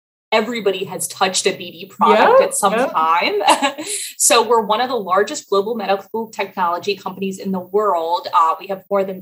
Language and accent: English; Baltimore, Maryland, United States; moved away as an adult; also born or lived in Washington, D.C. / Arlington, Virginia / Philadelphia; I am from Baltimore, Maryland. I was born here 30 some years ago